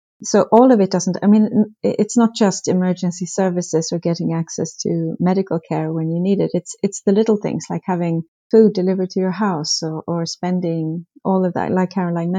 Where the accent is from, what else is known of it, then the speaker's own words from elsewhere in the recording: Sweden; English is a second language; I've of course noticed that addressing is often not as well developed as I was used to from Sweden.